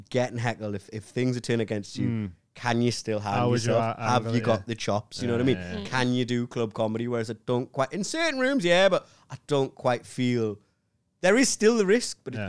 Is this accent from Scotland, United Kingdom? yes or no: no; Newcastle upon Tyne, North East England, United Kingdom; moved away; also born or lived in London; I'm from Newcastle